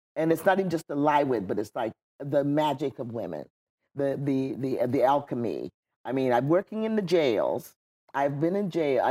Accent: Wayland, New York, United States; also born or lived in Florida; now in California, United States; ended up living in upstate New York, in Wayland, New York

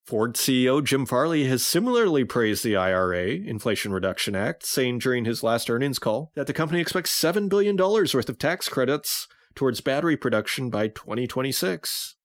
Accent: Saskatoon, Saskatchewan, Canada; moved away; Saskatoon, Saskatchewan, my hometown, in the room where I grew up

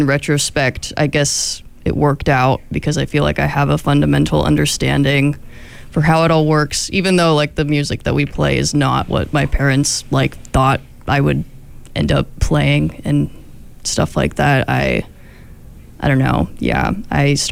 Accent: Sacramento, California, United States; now in Eugene, United States; my hometown of Sacramento

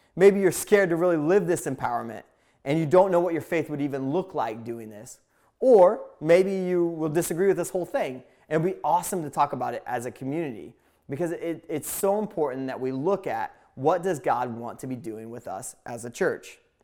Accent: Indiana, United States; moved away; also born or lived in Pacific Northwest; I grew up in a small town in Indiana

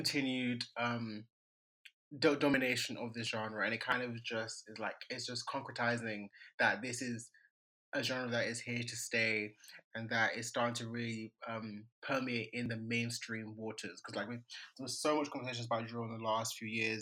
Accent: Nigeria; I'm Nigerian

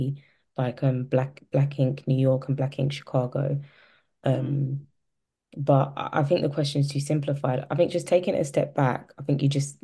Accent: London, United Kingdom; I'm a Londoner

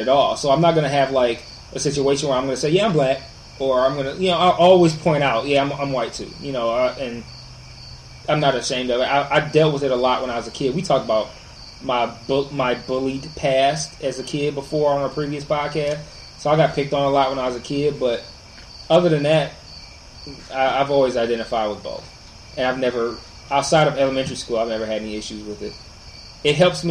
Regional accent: Detroit, Michigan, United States; I went to Detroit Public Schools, I stayed in Detroit.

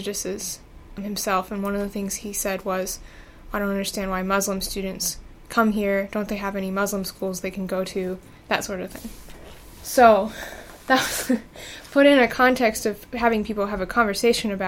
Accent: Gary, Indiana, United States; I grew up in Miller Beach, which is a neighborhood of Gary, Indiana

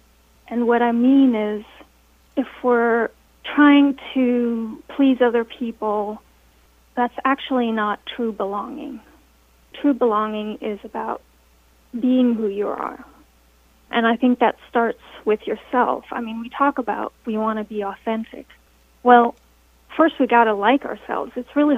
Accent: Denmark; also born or lived in United States; So it's interesting because I grew up partly in Denmark and partly in America

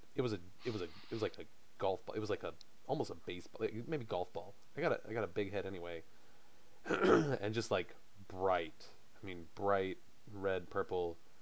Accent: South Carolina, United States; I'm from South Carolina.

